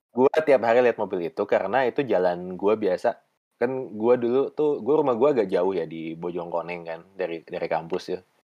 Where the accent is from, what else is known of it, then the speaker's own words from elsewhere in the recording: Bandung, West Java, Indonesia; Gue karena tumbuh besar di Dago